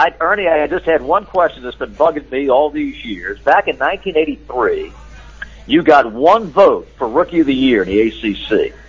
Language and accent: English; Salisbury, North Carolina, United States; I grew up in Salisbury, North Carolina